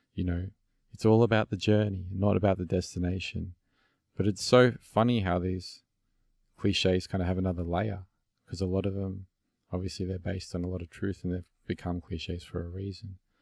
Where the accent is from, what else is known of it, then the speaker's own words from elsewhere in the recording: Melbourne, Victoria, Australia; accent: Aussie; It's, it's an Aussie accent and I'm from Melbourne, Australia